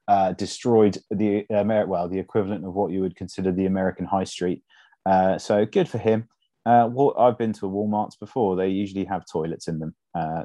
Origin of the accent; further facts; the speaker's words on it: South East England, United Kingdom; Yeah, so I grew up in Buckinghamshire near the Chequers House, which is the summer residence of the Prime Minister.